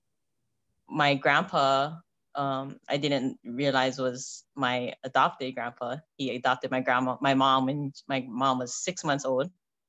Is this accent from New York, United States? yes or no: no; Honolulu, Hawaii, United States; also born or lived in Kona; I was from Honolulu